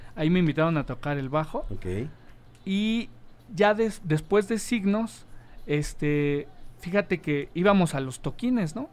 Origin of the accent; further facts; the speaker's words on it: Mexico City, Mexico; also born or lived in Agrícola Oriental, Iztacalco; Yo soy este, oriundo de la Benito Juárez